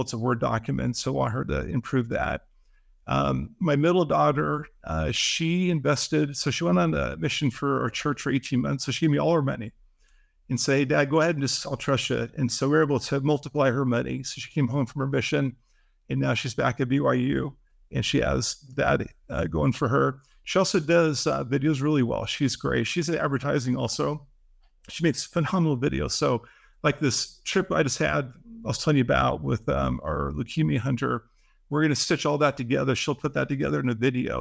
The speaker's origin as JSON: {"language": "English", "town": "Seattle", "region": "Washington", "country": "United States", "tie": "born or raised there", "said": "I grew up in Seattle"}